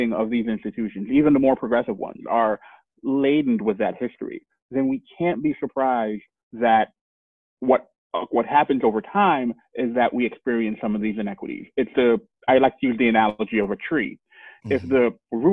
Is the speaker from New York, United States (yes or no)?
yes; New York City, New York, United States; Born and raised in Flatbush, Brooklyn